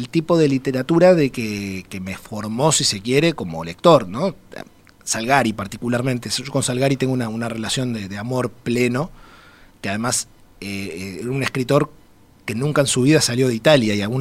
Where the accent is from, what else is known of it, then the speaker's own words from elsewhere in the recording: Uruguay; also born or lived in Mexico; Soy, soy el, único mexicano y el más uruguayo de los tres.